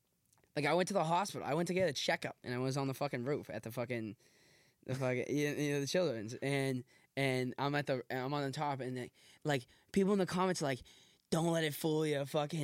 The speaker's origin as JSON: {"language": "English", "town": "Boston", "region": "Massachusetts", "country": "United States", "tie": "born or raised there", "said": "My family's from Southie. I'm from Dorchester."}